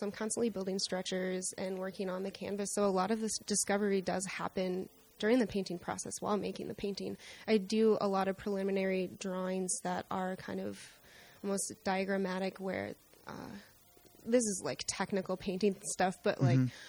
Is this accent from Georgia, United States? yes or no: no; South Dakota, United States; moved away; also born or lived in Minnesota; And I grew up in South Dakota where it's just horizontal landscape everywhere.